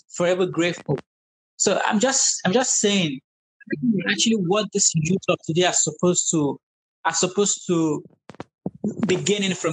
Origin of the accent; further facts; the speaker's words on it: Nigeria; now in United States; We're Nigerian, but now we're American